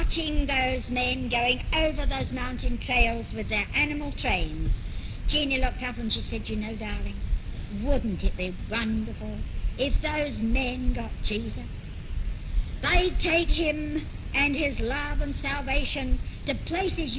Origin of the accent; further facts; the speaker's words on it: London, United Kingdom; moved away as an adult; I had been born and brought up in London and had never been more than a few miles from my own home.